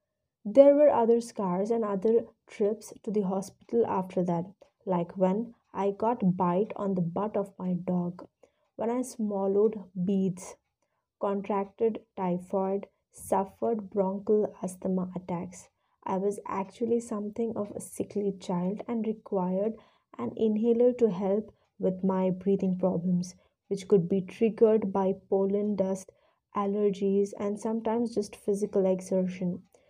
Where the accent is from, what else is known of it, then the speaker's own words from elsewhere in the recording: Jamshedpur, Jharkhand, India; born there; By the time my mother was pregnant with me, they had been posted to Bareilly, although I was born in Jamshedpur in Jharkhand. That's where my grandparents lived, and my mother had traveled there to be with them at the time of my birth.